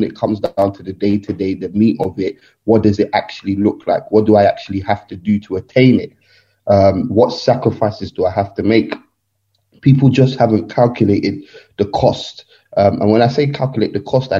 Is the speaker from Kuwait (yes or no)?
no; London, United Kingdom; I'm from Nigeria, but born and bred in England, London